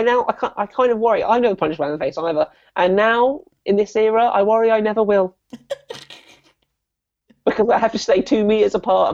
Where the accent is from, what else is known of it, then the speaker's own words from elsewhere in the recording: South West England, United Kingdom; Like, I know, again, I grew up in the Southwest. It was a very sheltered.